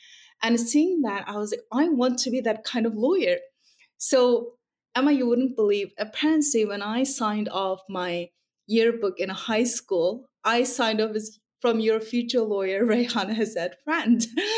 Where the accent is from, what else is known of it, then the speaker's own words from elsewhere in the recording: Urumqi, Xinjiang, China; English is a second language; now in United States; I grew up in the Uyghur region of China, alternatively also known as Xinjiang Uyghur Autonomous Region. In short, it's Xinjiang.